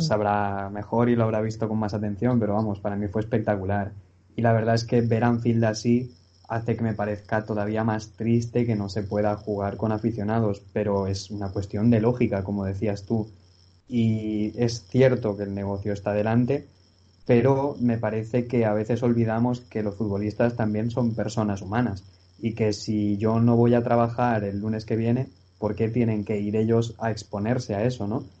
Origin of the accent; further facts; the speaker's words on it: Valencia, Valencian Community, Spain; soy de Valencia